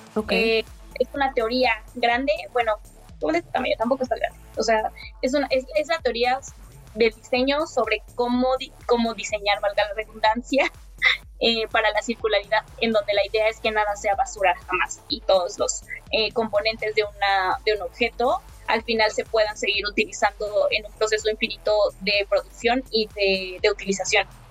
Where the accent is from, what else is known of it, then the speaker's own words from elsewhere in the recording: Mexico; mi país